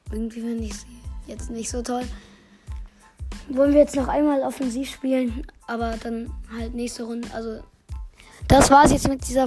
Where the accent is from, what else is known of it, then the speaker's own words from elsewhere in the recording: Germany; Ja, ich bin auch Deutscher.